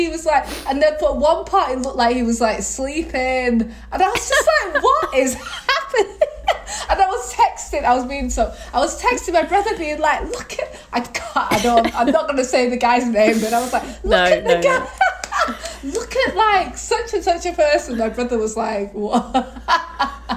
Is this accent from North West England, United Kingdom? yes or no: yes; Lancashire, North West England, United Kingdom; moved away; also born or lived in London; Everybody else is from up north, you can probably hear. I'm from Lancashire